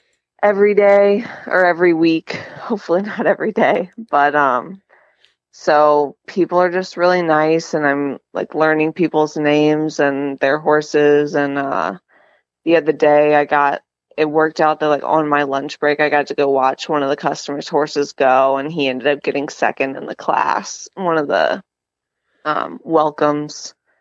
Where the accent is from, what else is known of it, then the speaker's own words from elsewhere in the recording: Georgia, United States; Yeah, yeah. Okay. I live in Noonan.